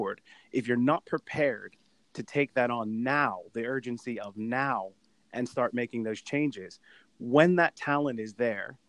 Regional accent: United States; now in United Kingdom; growing up in the States

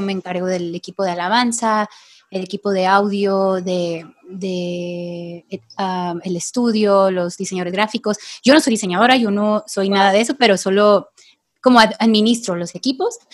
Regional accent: Tepic, Nayarit, Mexico; vivo aquí en Tepic, Nayarit. Yo soy de aquí

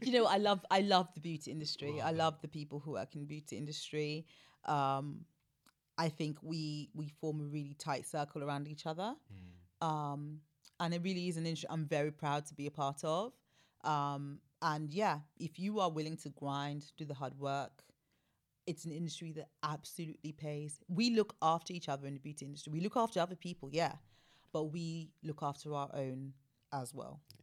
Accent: Sierra Leone; moved away; I was born in Africa. I'm West African. I'm Sierra Leonean

